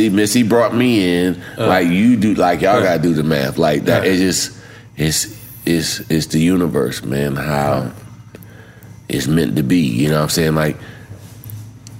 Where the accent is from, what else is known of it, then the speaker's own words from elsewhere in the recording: Virginia, United States; I'm from Virginia.